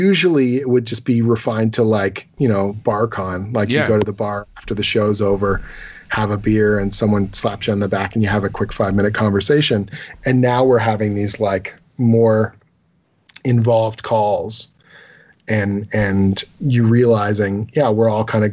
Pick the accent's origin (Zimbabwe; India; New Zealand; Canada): Canada; as a Canadian